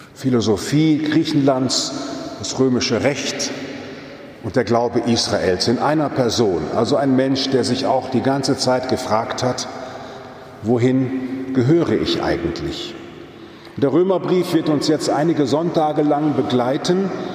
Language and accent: German; Stadtlohn, North Rhine-Westphalia, Germany; now in Frankfurt am Main, Germany; wenn ich in meine Heimat fahre, ins Münsterland, nach Stadtlohnsee, meine Pfarrkirche